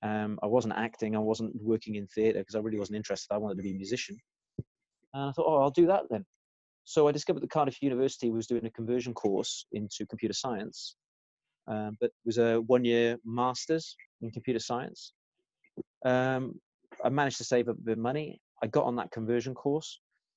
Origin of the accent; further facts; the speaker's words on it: Czechia; English is a second language; growing up in the Czech Republic, all they had was ballroom dancing and classical music.